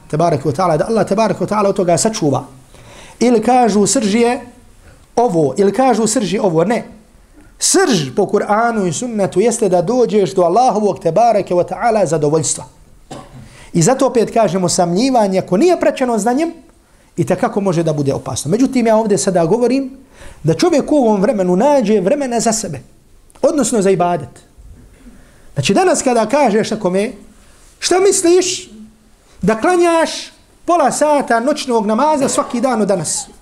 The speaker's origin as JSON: {"language": "Croatian", "region": "Herzegovina", "country": "Bosnia & Herzegovina", "said": "kad mi kad dolazimo iz Hrcega na Bosnu"}